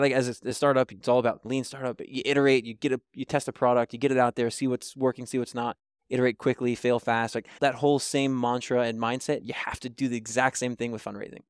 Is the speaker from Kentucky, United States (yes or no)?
yes; Kentucky, United States; moved away; I'm originally from Kentucky